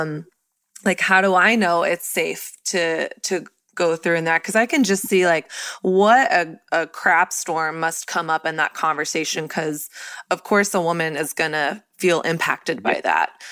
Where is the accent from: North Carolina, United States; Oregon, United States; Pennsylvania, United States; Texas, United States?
Texas, United States; I grew up in Texas, which was like very much so Christian culture.